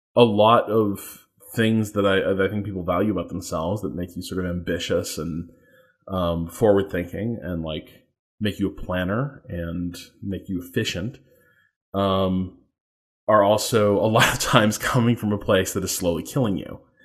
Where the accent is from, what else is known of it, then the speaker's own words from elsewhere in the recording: a suburb of Chicago in Indiana, United States; I'm from like in, uh, a suburb of Chicago in, in Indiana